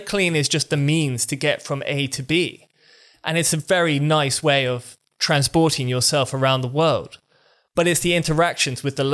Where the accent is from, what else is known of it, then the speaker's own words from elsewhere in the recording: United Kingdom; accent: British; I have a British accent